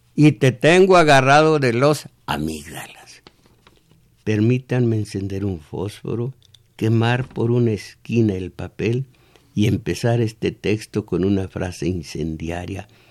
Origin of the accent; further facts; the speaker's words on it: Mexico; eran mexicanos, éramos mexicanos